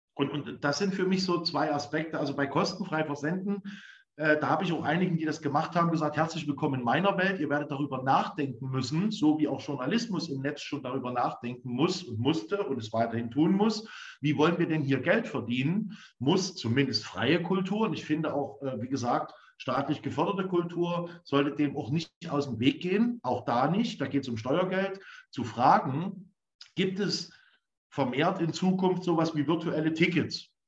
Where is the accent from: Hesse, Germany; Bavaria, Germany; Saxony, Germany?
Saxony, Germany; Leipzig; als Leipziger